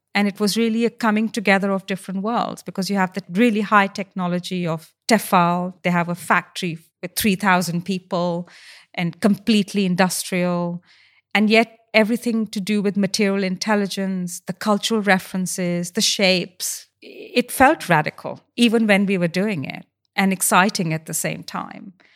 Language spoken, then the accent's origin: English; India; moved away as an adult; now in United Kingdom; I grew up in India and I didn't face racism